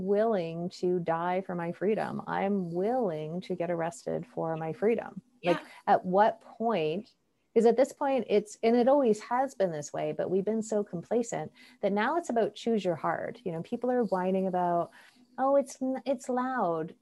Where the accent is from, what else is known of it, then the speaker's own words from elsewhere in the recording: Canada; As a Canadian citizen and a Canadian passport holder